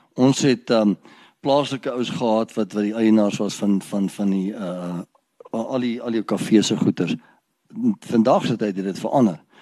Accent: Ermelo, Mpumalanga, South Africa; ek het groot geword in Ermelo. Ek is gebore in Ermelo

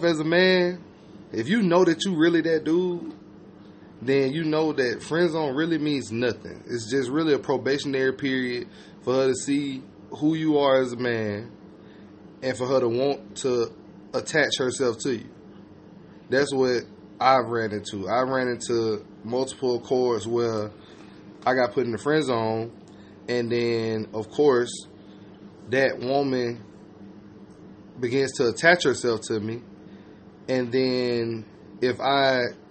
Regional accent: Georgia, United States; I'm from Georgia.

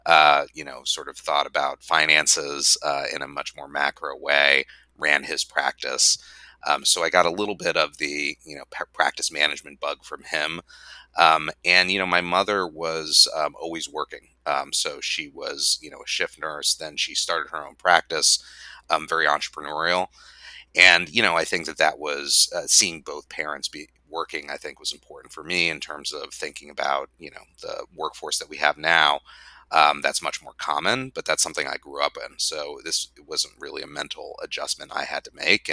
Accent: Phoenix, Arizona, United States; now in Washington, D.C., United States; I grew up in Phoenix, Arizona.

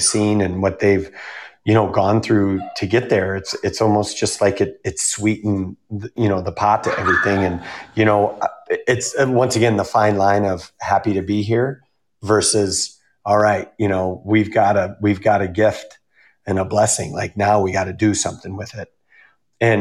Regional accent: Minnesota, United States; moved away; I grew up in Minnesota

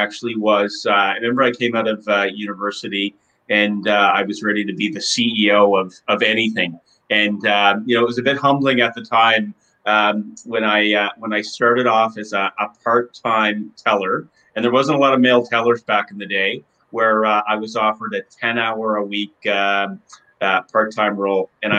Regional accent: Nova Scotia, Canada; Yes, well, we're originally from Nova Scotia.

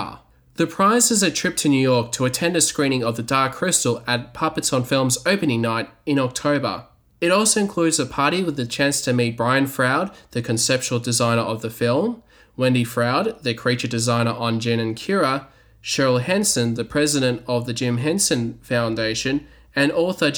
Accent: Australia; because I'm from Australia, I was excluded

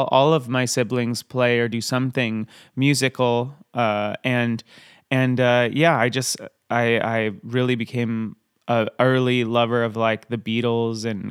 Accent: San Clemente, California, United States; we grew up in San Clemente

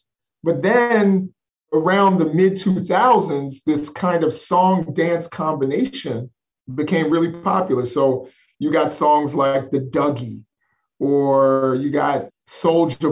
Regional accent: New York City, New York, United States; I'm originally from Spanish Harlem

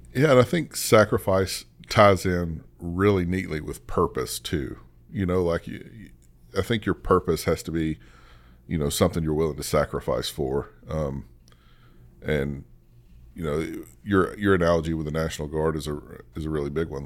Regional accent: the South, United States; I grew up in the South

